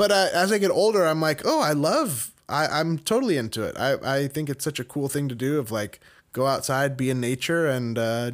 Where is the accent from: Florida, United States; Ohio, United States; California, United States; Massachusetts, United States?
California, United States; a suburb outside Sacramento; also born or lived in Long Beach, California; I was born in Long Beach and grew up in a suburb outside Sacramento. It was a very small place when I moved there and was sort of rapidly growing.